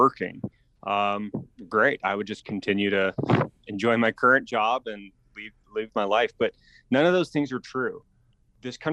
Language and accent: English; Tucson, Arizona, United States; also born or lived in Colorado / Silicon Valley, California; I grew up in Tucson. We moved here from Colorado when I was a small child. And, I was in Tucson for high school